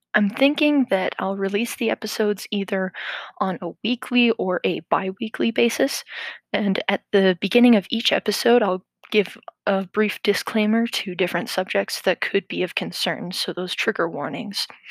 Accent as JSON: {"language": "English", "region": "Midwestern United States", "country": "United States", "tie": "born or raised there", "said": "I grew up in the Midwestern United States."}